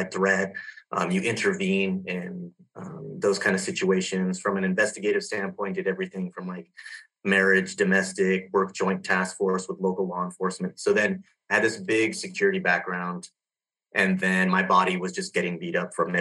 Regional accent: Southern California, United States; also born or lived in Los Angeles, California; grew up in Southern California, a small town. I was born in Los Angeles and raised there for about 7 years

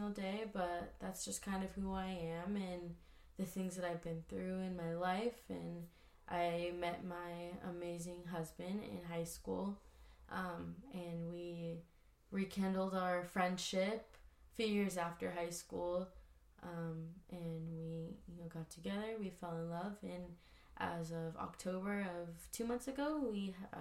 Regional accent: Oceanside, California, United States; I grew up in Oceanside, California for pretty much all of my life

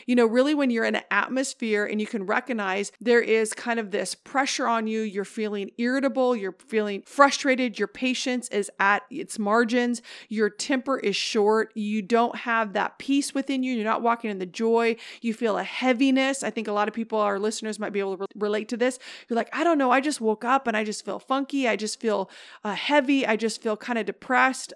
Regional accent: Oregon, United States; now in Northern California, United States; I'm from Oregon

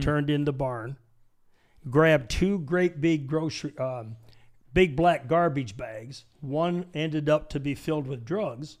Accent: Michigan, United States; moved away as an adult; also born or lived in San Diego; I was born in Michigan, born poor, raised poor

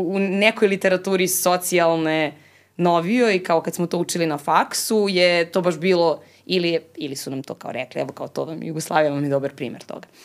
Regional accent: Serbia; ja sam Srpkinja

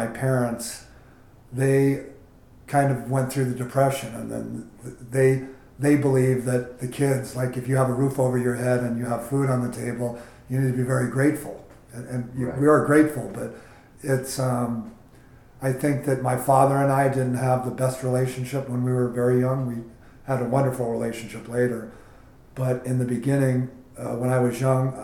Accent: San Francisco, California, United States; I grew up in the Bay Area of San Francisco in a traditional family setting

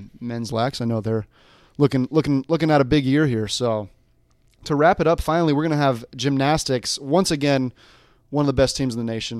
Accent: Denver, Colorado, United States; though I grew up in the Denver area.

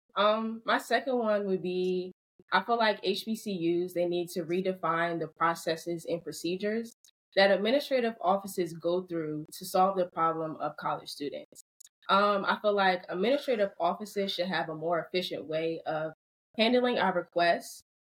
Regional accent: Baltimore, Maryland, United States; I did not want to attend Morgan State just because it's in my hometown

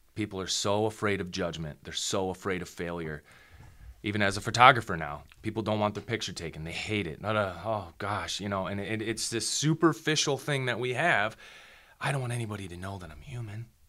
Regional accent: Midwest, United States; I grew up in the Midwest

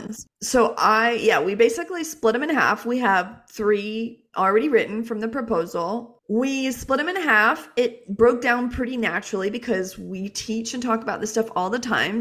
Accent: Jacksonville, Florida, United States; moved away; We're from Jacksonville. We spent our whole childhood and, uh, adolescence there.

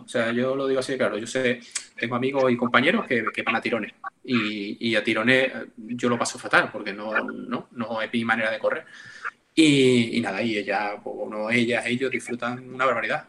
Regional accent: Seville, Andalusia, Spain; yo soy de Sevilla

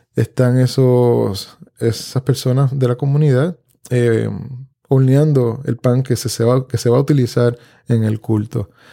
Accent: Puerto Rico; Yo vengo de una familia de campo aquí en Puerto Rico, donde la mesa era centralidad en la casa de mi abuela

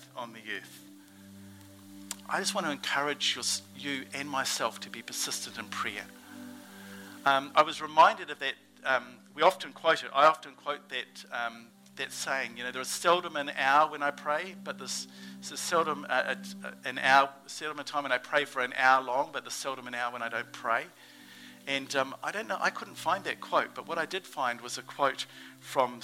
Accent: New Zealand; accent: Kiwi; my Kiwi accent

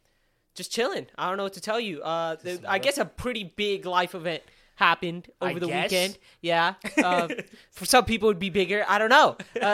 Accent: Pakistan; simply because it was, like, the guy Turkish and we're Pakistani.

